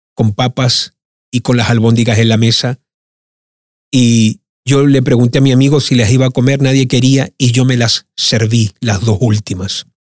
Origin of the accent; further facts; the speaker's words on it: Sweden; also born or lived in Argentina / Chile; me ha tocado crecer en un país profundamente socialista